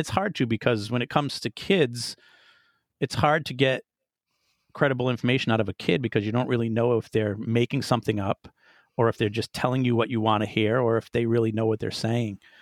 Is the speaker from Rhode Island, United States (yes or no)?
yes; Rhode Island, United States; moved away; I'm originally from Rhode Island